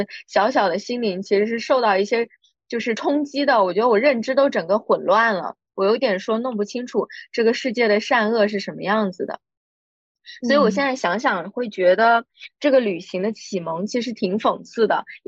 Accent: Quzhou, Zhejiang, China; 我老家是衢州的

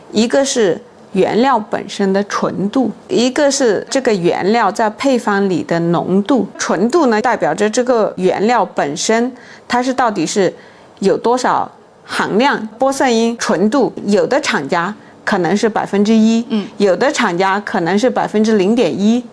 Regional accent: Yunnan, China; 我是来自云南的，嗯。从小被高原晒得很黑很黑，嗯。大理平均海拔都是两三千米

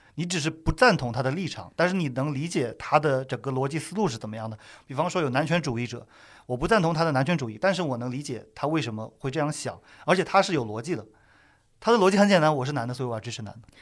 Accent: China; 作为中国人

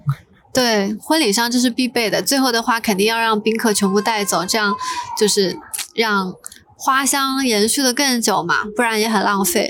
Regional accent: Zhejiang, China; now in Hong Kong; 我的家乡浙江

